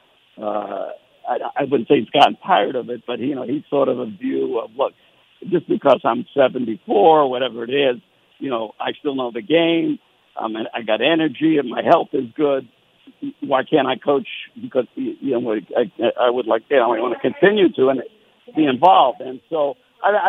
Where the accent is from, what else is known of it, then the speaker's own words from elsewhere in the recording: New York City, New York, United States; I'm from Brooklyn